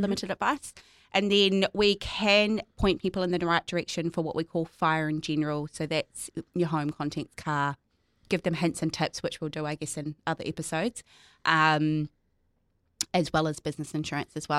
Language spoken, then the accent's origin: English; North Island, New Zealand; now in Christchurch, New Zealand; I'm from the North Island